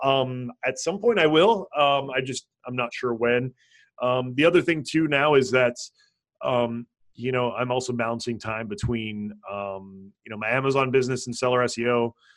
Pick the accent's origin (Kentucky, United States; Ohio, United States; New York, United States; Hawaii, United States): Hawaii, United States; I grew up in Hawaii, so uh, there's a lot of uh, Asian culture and influence in Hawaii